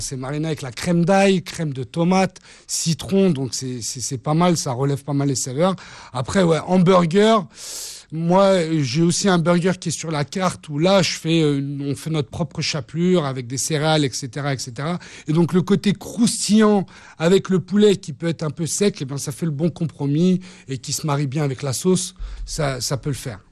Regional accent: France; je suis français avec des origines levantines

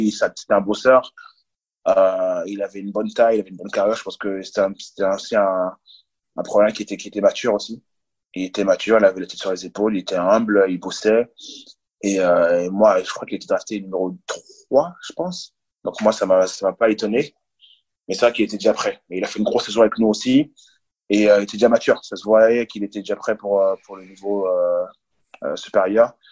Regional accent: France; pour moi de revenir en France et vrai que je suis français

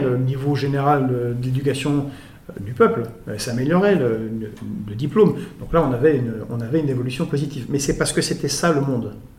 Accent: Belgrade, Serbia; now in France; je suis né à Belgrade

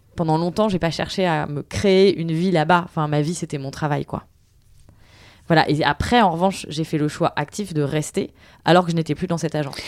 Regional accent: Tours, Centre-Val de Loire, France; also born or lived in New York / China / Lille; now in Paris, France; je viens de Tours, ce qui est pas loin de Paris

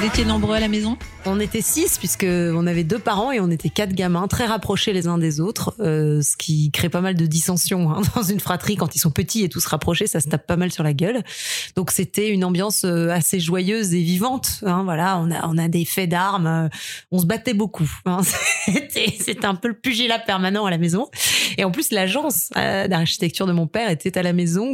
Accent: Nouvelle-Aquitaine, France; moved away as an adult; also born or lived in Strasbourg, France / Quebec, Canada; J'ai grandi dans le sud-ouest, euh, dans le, dans le, dans le, entre le trente-trois, la Gironde, le vingt-quatre, la Dordogne et le quarante-sept, le Lot-et-Garonne

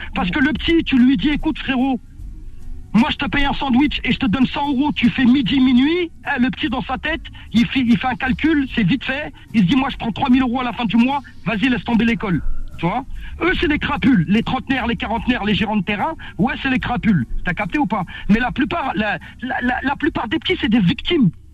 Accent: Villetaneuse, Île-de-France, France; l'endroit où j'ai grandi à Cité Grand Con à Viltaneuse

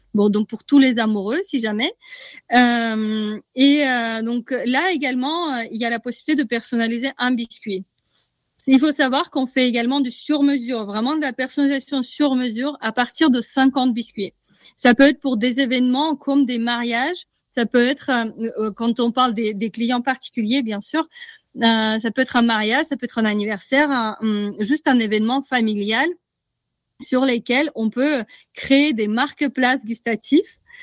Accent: Russia; moved away; je viens de Russie. Donc, je suis rentrée chez moi

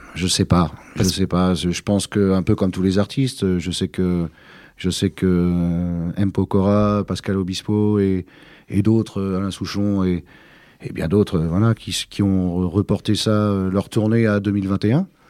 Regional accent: Côtes-d'Armor, Brittany, France; mon enfance s'est passée en Bretagne en général. Mais euh, oui, plus, euh, un peu plus particulièrement dans les Côtes d'Armor, Puisque c'est là que je suis né

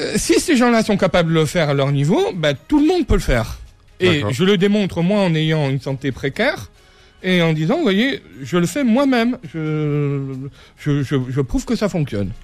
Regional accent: Corsica, France; Je suis corse, je le revendique, j'ai cette vision, euh, cette vision euh, de, de, voilà, de ma terre, de ma culture que je porte avec moi

